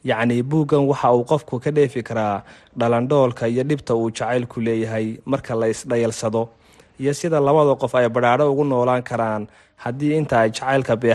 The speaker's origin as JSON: {"language": "Somali", "town": "Hargeisa", "region": "Woqooyi Galbeed", "country": "Somalia", "tie": "born or raised there", "said": "waxa aan ku dhashay oon ku barbaaray magaalada hargeysa"}